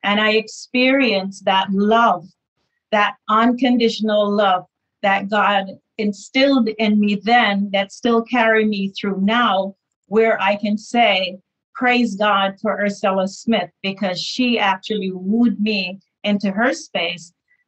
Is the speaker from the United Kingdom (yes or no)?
no; Jamaica; now in New York, United States; when I moved from New York, actually from Jamaica to New York, it was a very bad experience for me